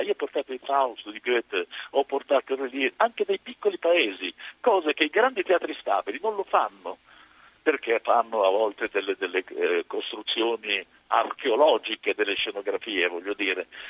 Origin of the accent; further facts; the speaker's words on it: Pesaro, Marche, Italy; sono di Pesaro